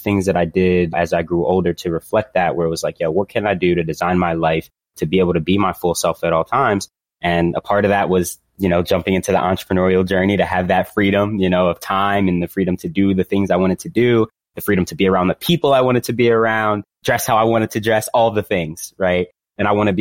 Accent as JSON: {"language": "English", "town": "Philadelphia", "region": "Pennsylvania", "country": "United States", "tie": "born or raised there", "said": "I grew up in Philadelphia here in the inner city"}